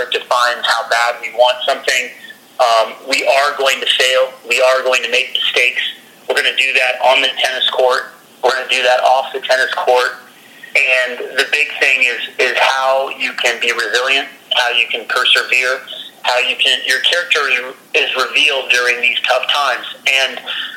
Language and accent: English; Denver, Colorado, United States; here I am coming from Denver, Colorado.